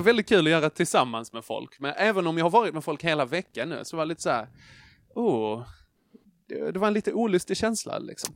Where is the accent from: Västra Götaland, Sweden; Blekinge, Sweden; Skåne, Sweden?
Skåne, Sweden; Trelleborg; jag är född i Trelleborg